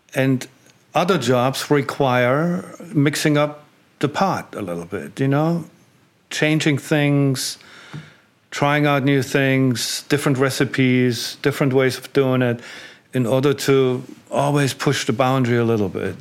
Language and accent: English; East Germany, Germany; moved away as an adult; growing up in East Germany